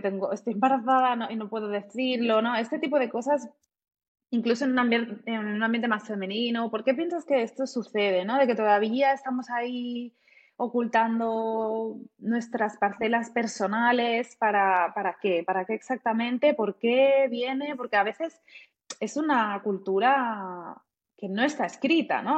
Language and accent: Spanish; Catalonia, Spain; moved away as an adult; now in Germany; yo nací crecí en España